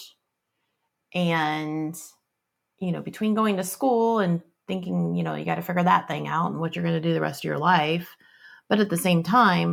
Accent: Fort Wayne, Indiana, United States; I was born and raised in Fort Wayne, Indiana. I did not move away from Fort Wayne until I went to college.

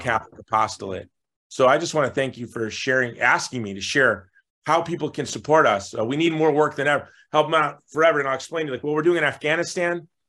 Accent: United States; as an American

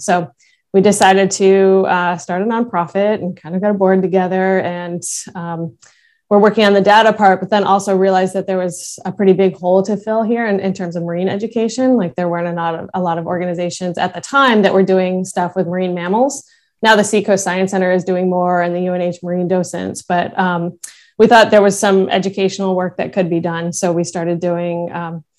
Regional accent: Rochester, New York, United States; moved away; I grew up right near Lake Ontario

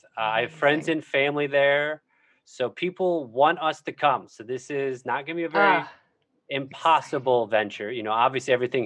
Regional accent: Midwest, United States; now in New York, United States; Me being, like, a Midwesterner originally, a New Yorker now

